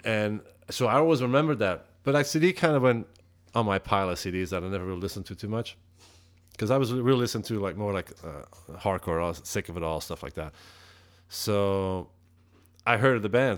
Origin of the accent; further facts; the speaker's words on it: Antwerp, Flanders, Belgium; English is a second language; now in United States; I'm from Antwerp.